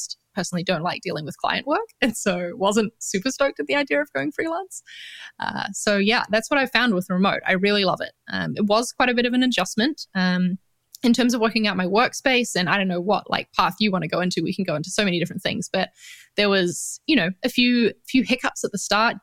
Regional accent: New Zealand; accent: New Zealand; moved away as an adult; also born or lived in London; now in Valencia, Spain; I'm from New Zealand. So that's the accent that you're hearing in case anyone's wondering

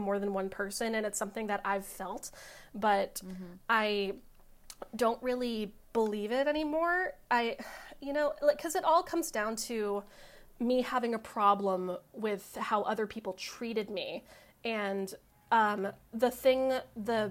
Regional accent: Los Angeles, California, United States; I grew up in Los Angeles. I went to Verdugo Hills High School

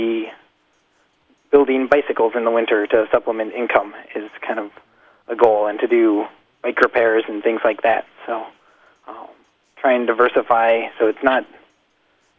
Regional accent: Montana, United States; moved away; also born or lived in South Dakota / Santa Fe, New Mexico; I was born in Montana

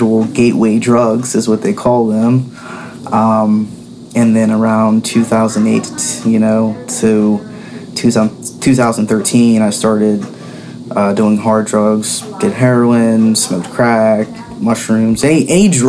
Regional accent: Pittsburgh, Pennsylvania, United States; I'm from the Pittsburgh area, born and raised

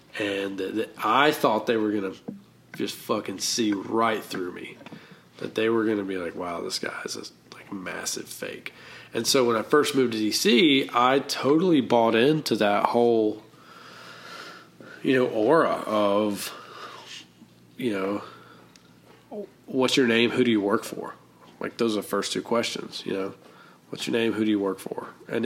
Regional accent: the South, United States; accent: Southern; And I learned how to dress well, and I learned how to use my Southern accent in a way.

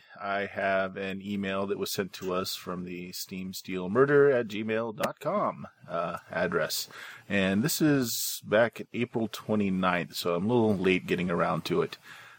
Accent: Louisville, Kentucky, United States; I grew up in Louisville and actually visited quite a bit of the old teletype office Edison worked

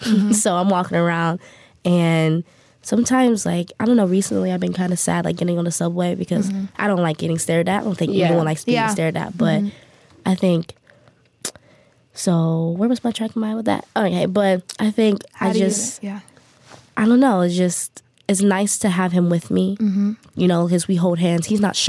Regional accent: United States; now in South Korea; I grew up in the States.

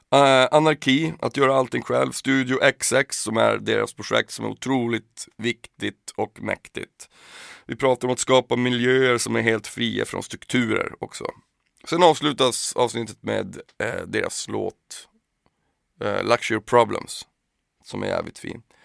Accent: Piteå, Norrbotten County, Sweden; Skiva säger man ju när man kommer från Pi. Man säger ju inte album där, där jag kommer ifrån

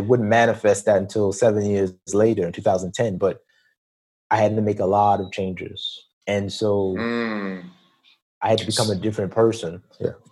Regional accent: New York City, New York, United States; moved away as an adult; also born or lived in Atlanta, Georgia; am born and raised in Queens, New York

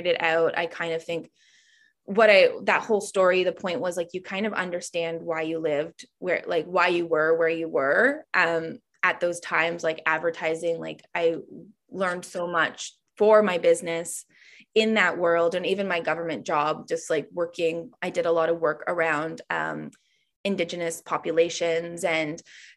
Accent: Ontario, Canada; when I moved back to my hometown, which is like a small, I want to say it's a small town in Ontario, Canada, but it's a city

